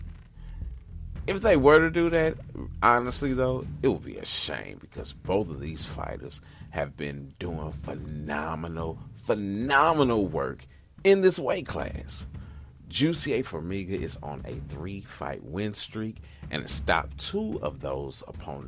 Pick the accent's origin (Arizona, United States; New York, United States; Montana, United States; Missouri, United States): Missouri, United States; St. Louis; my hometown